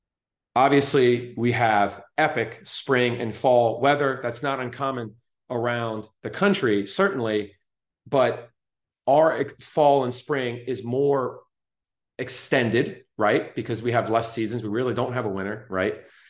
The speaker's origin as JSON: {"language": "English", "town": "Miami", "region": "Florida", "country": "United States", "tie": "born or raised there", "moved": "yes", "lives_now": "Orlando, United States", "said": "Now, I grew up in Miami, okay? I grew up in Kendall, like real Miami, okay? The coast was close."}